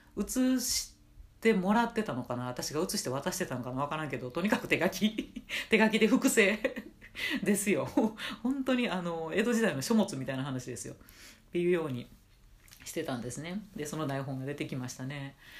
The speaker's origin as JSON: {"language": "Japanese", "region": "Nara", "country": "Japan", "tie": "born or raised there", "moved": "as an adult", "lives_now": "Tokyo, Japan", "said": "義務教育ってものをね、奈良で、えー、卒業したらですね、えっと、上京したかったんですね"}